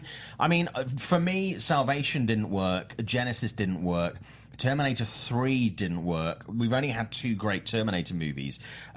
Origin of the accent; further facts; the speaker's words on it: United Kingdom; I'm British